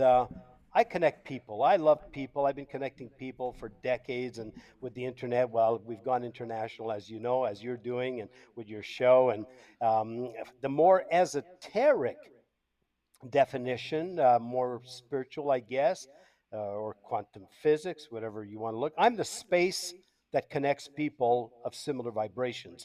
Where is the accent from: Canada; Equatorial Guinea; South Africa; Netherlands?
Canada; accent: French Canadian; first language French; English is a second language; moved away as an adult; also born or lived in Tampa, Florida, United States / Costa Rica; now in Brazil; I'm Canadian. Moved to Tampa, Florida in 1992